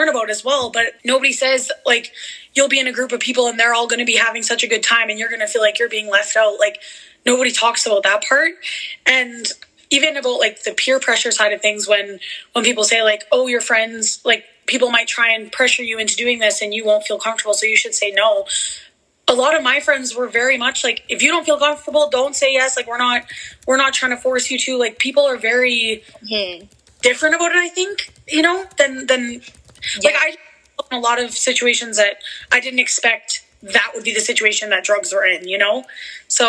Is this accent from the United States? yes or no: no; a small town in Manitoba, Canada; moved away as an adult; now in Alberta, Canada; I did grow up with Brooklyn in a small town in Manitoba, and now I live in Alberta